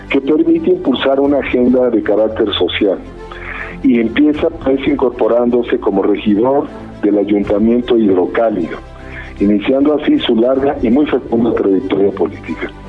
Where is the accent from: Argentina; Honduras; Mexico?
Mexico; Jalisco; del estado de Jalisco de donde yo soy oriundo.